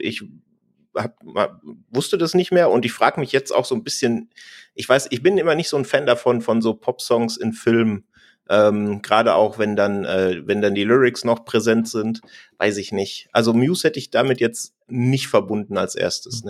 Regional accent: Munich, Bavaria, Germany; ich komme aus München

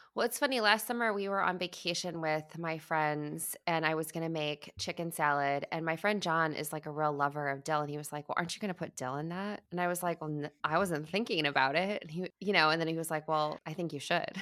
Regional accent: Midwest, United States; I grew up eating in the Midwest

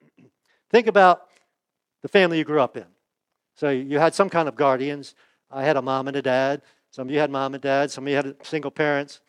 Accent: United States; I was born in the United States

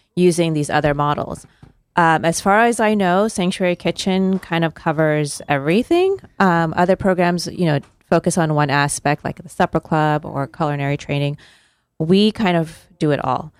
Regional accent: California, United States; moved away; I was born and raised in California

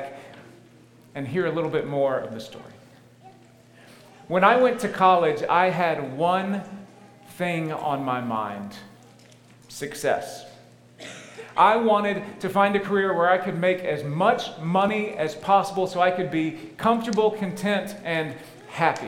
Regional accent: Tennessee, United States; moved away; I grew up in Tennessee

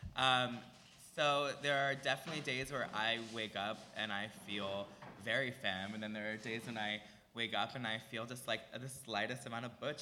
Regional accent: Cheltenham, Pennsylvania, United States; grew up in Philly. I grew up outside the city in a little town called Cheltenham

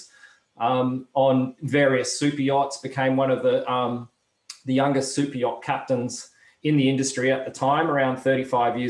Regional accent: Perth, Western Australia, Australia; I grew up in Perth in the west coast of Australia, one of the most isolated cities

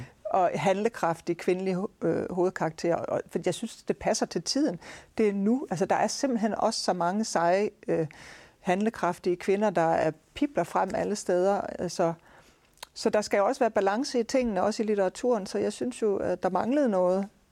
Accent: Aarhus, Central Denmark Region, Denmark; nu kommer jeg jo fra Aarhus. Min fa- familie er opvokset her

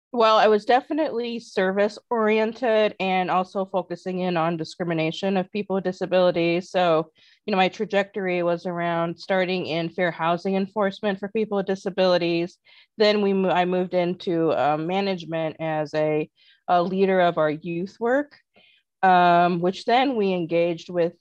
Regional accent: North Liberty, Indiana, United States; Well, I grew up in a town named North Liberty, Indiana, southwest of uh, South Bend, Indiana.

